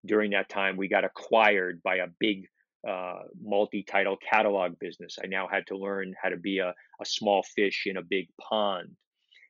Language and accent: English; New York City, New York, United States; I grew up in Brooklyn